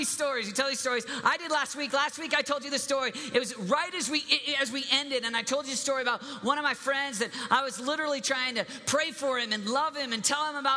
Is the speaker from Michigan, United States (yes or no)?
yes; Michigan, United States; I'm from Michigan